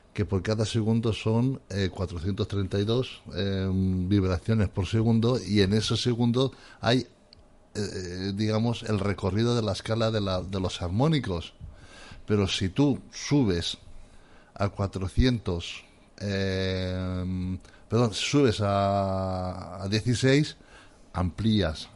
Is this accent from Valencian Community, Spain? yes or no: yes; Valencian Community, Spain; en mi pueblo yo soy un pueblo músico, de los mejores músicos que hay en el mundo, de ahí de Valencia